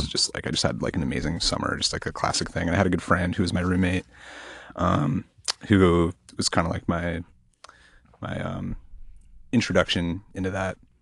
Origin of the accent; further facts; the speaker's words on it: Portland, Oregon, United States; also born or lived in Eugene, Oregon; I'm from Portland, Oregon